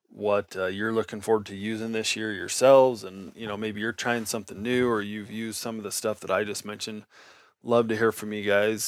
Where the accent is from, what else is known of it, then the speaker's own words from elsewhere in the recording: Nevada, United States; I grew up in Nevada